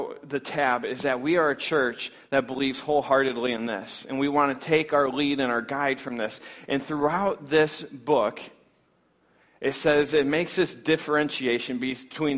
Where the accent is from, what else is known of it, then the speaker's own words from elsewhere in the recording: Scottville, Michigan, United States; Northern Michigan, I come from the Scottville area, so we can speak a little bit of the same language